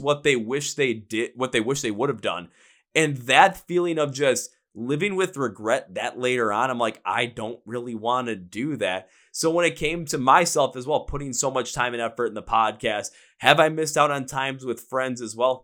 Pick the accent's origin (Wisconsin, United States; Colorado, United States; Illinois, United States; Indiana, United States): Wisconsin, United States; Milwaukee; also born or lived in Minnesota; I'm from Milwaukee, Wisconsin. That's where I live.